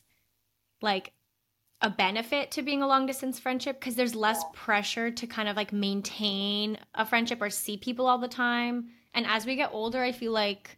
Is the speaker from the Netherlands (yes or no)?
no; Toronto, Ontario, Canada; also born or lived in France; growing up in Toronto